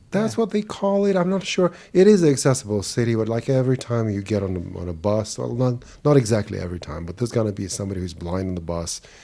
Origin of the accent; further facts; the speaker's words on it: Saint Petersburg, Russia; English is a second language; now in Germany; I was born in Leningrad, which is now St. Petersburg, Russia, and back in 1969